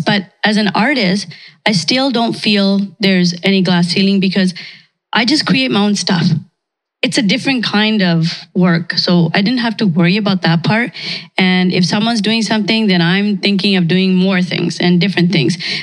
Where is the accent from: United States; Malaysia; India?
India; now in Canada; I'm from India, but I'm a Canadian.